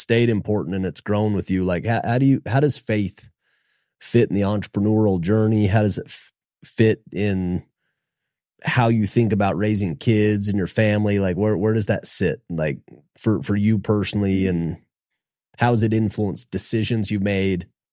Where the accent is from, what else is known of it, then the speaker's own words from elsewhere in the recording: Logan, Utah, United States; I was from Logan